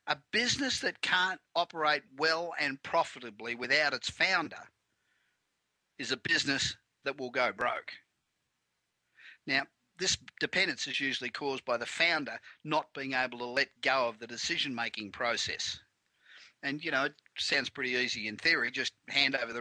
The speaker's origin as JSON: {"language": "English", "town": "Melbourne", "region": "Victoria", "country": "Australia", "tie": "born or raised there", "moved": "as an adult", "lives_now": "Los Angeles, United States", "said": "I've been here 25 years, but originally from Melbourne"}